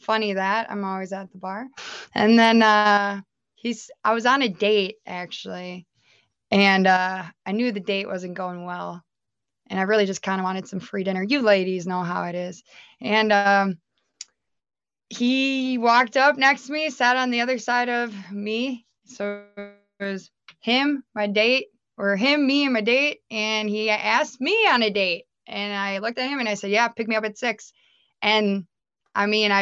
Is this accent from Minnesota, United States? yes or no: yes; Minnesota, United States; moved away as an adult; I actually was born and raised in Minnesota, and I moved over here about almost 10 years ago now